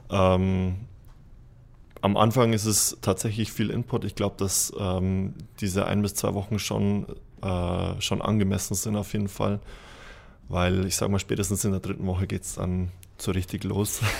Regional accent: Baimhausen, Bavaria, Germany; also born or lived in Ingolstadt; Ich bin 27 Jahre alt, ähm, bin in Ingolstadt geboren, bin in der Region schon ein bisschen rumgezogen, ähm, bin lustigerweise in Baimhausen, genauso wie der Leon, aufgewachsen.

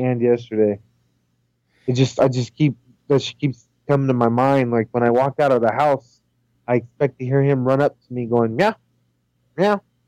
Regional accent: California, United States; also born or lived in Indiana; when we moved from Indiana, when I was going into second grade, we moved from Indiana back over here to California.

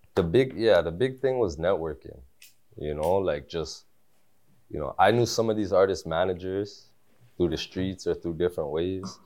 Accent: Toronto, Ontario, Canada; also born or lived in Malton, Mississauga, Ontario; I was born at Tobico General

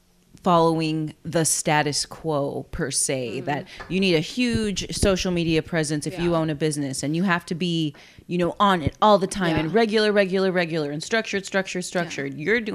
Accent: Corpus Christi, Texas, United States; being born and raised in Corpus

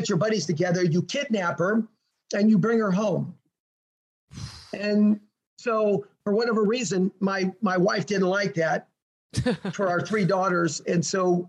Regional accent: United States; moved away as an adult; also born or lived in Russia / Mongolia; I'm American

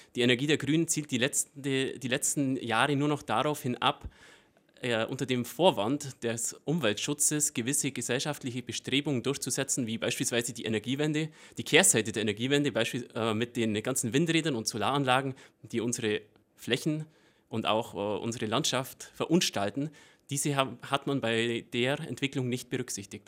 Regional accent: Breitenbrunn, Bavaria, Germany; accent: Allgäu dialect; in meiner ursprünglichen Heimat Breitenbrunn, wo ich aufgewachsen bin und wo meine Familie

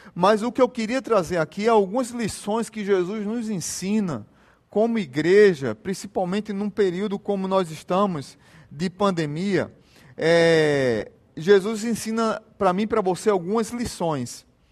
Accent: Jaboatão dos Guararapes, Pernambuco, Brazil; quando eu era pequeno, lá em Jaboatão, primeira igreja batista de Jaboatão, tinha uma campanha na nossa igreja

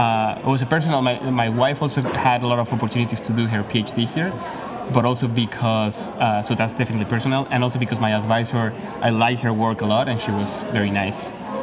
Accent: Mexico City, Mexico; moved away; I'm from Mexico City. I'm a grad student, UCSE in the Environmental Studies Department.

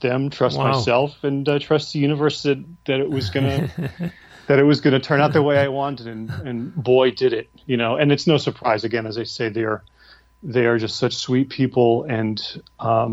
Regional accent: New York, United States; now in Nashville, United States; I'm a New Yorker

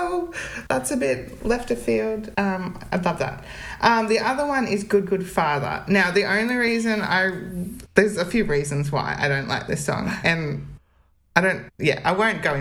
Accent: Central Coast, New South Wales, Australia; I grew up on the Central Coast, which is a part of New South Wales.

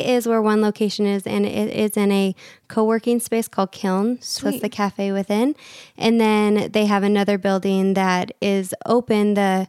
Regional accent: Redmond, Washington, United States; moved away; I'm originally Seattle area, awesome. Redmond. That's where I grew up.

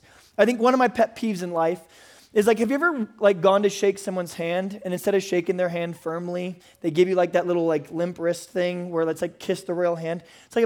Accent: San Diego, California, United States; also born or lived in Midwest / Bakersfield; I am from San Diego, California. I was born in the Midwest, and then I lived in Bakersfield for a long time.

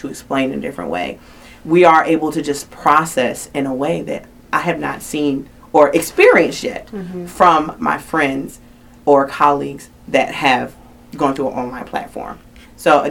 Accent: Philadelphia, Pennsylvania, United States; now in Atlanta, United States; I'm from Philadelphia originally

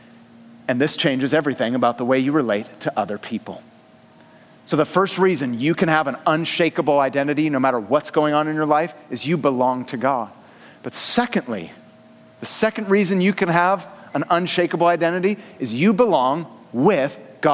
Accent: San Francisco Bay Area, California, United States; born or raised there; moved away as an adult; now in Southern California, United States

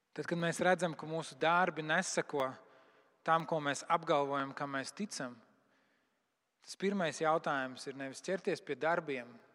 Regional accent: Latvia; Es esmu kristietis no Latvijas

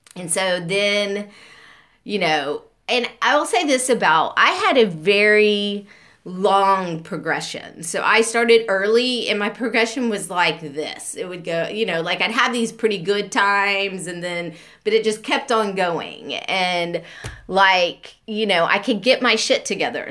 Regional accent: Beaumont, Texas, United States; I grew up and um, I was born in 1975 in Beaumont

